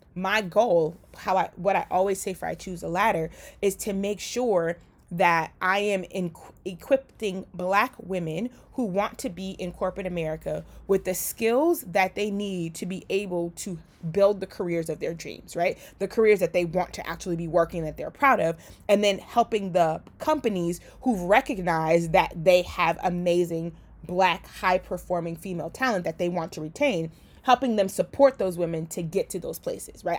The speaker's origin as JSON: {"language": "English", "country": "Liberia", "tie": "born or raised there", "moved": "yes", "lives_now": "United States", "said": "I was born in Liberia. And because of being an immigrant"}